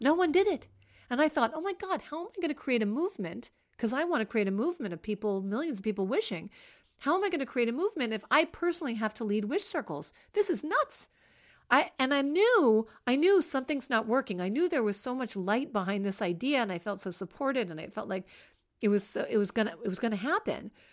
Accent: Washington, District of Columbia, United States; I grew up in Washington, D C, in a very nice suburb of Washington, D C.

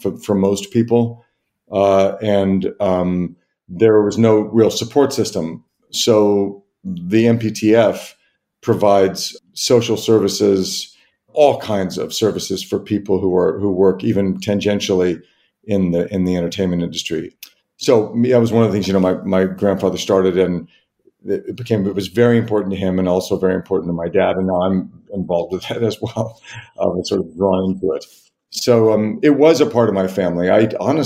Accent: Los Angeles, California, United States; I grew up in Los Angeles

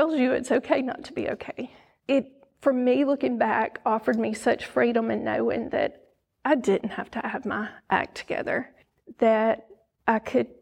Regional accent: Oxford, Mississippi, United States; also born or lived in South Carolina / Florida / North Carolina; now in Tupelo, United States; I was raised in Oxford, great little town to be raised in.

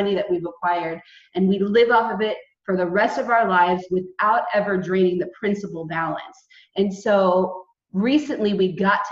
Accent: California, United States; moved away as an adult; also born or lived in San Diego; now in Portugal; we were raised in California and California is really our home

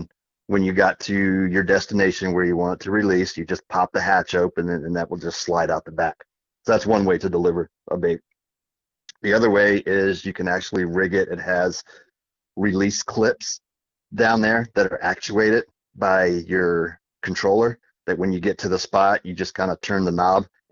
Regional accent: Virginia, United States; moved away; From my days growing up in Virginia, we did a lot of flounder fishing up there

